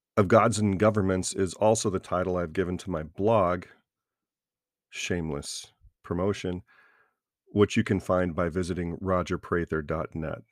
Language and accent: English; American South, United States; I was raised a Christian in the American South